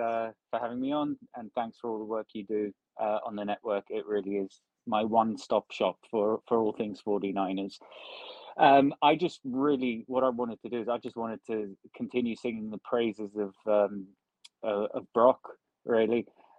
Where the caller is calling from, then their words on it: United Kingdom; Hey, Rob. Greetings from the UK.